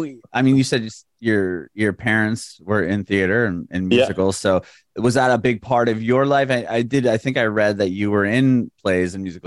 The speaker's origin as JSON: {"language": "English", "town": "San Diego", "region": "California", "country": "United States", "moved": "yes", "lives_now": "Nashville, United States", "said": "We've been here for about 2.5 years now. I'm from San Diego originally."}